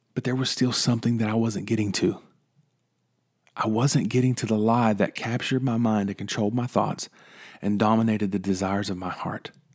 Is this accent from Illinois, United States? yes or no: no; West Virginia, United States; moved away; Growing up in West Virginia, seeing trees became normal until I moved away